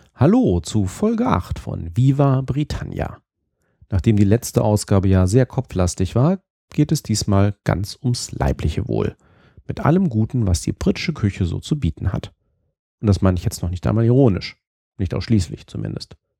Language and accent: German; Germany; uns Deutschen